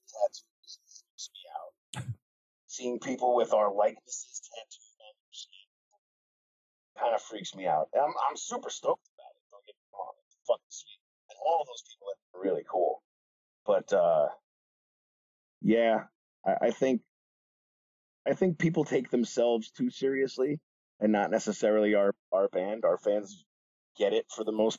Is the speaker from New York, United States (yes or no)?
yes; Long Island, New York, United States; I grew up on Long Island. It's woods and ocean.